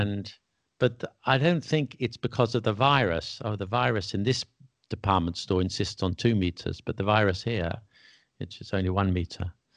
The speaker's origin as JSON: {"language": "English", "region": "England", "country": "United Kingdom", "tie": "born or raised there", "said": "I'm English, and all my friends in England, I'm English, I was born in England, my parents were"}